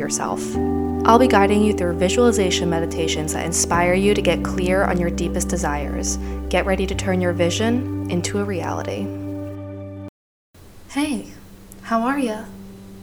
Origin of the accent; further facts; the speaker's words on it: New Jersey, United States; moved away as an adult; also born or lived in New York; now in Miami, United States; I was truly a born New Yorker that grew up in Jersey